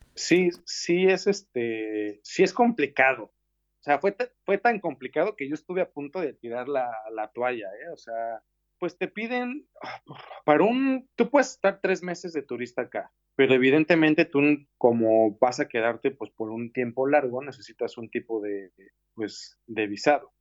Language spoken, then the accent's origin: Spanish; Mexico City, Mexico; moved away as an adult; now in Barcelona, Spain; yo soy de la Ciudad de México